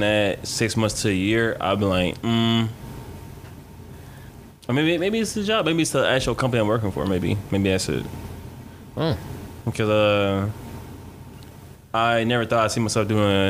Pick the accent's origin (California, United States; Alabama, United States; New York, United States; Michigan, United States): Michigan, United States; Detroit; moved away; I miss my city.